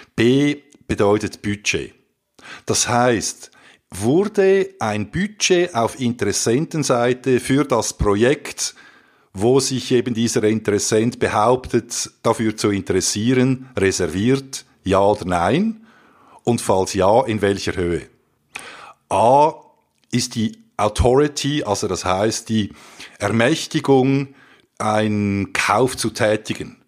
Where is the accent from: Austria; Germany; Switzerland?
Switzerland; wir sind ja eben Schweizer